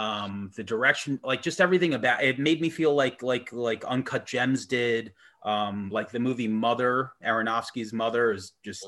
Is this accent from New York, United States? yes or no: yes; Long Island / Manhattan, New York, United States; living in on Long Island, close to the city, growing up in Manhattan.